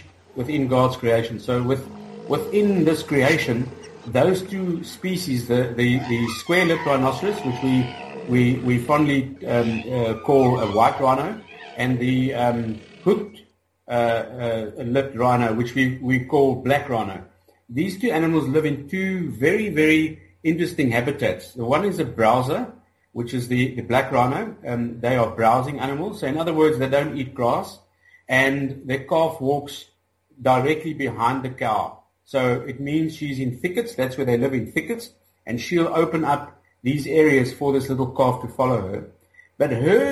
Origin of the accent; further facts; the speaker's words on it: Gauteng, South Africa; also born or lived in Mozambique; I'm from South Africa. I'm from a little mining town in the west of Johannesburg, where I grew up